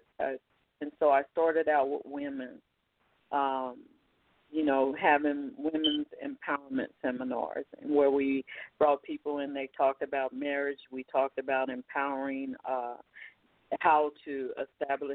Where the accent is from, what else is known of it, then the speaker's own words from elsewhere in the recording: Oklahoma, United States; moved away; also born or lived in Texas; I lived in Texas as well. I started out in urban Texas, but I grew up in Oklahoma.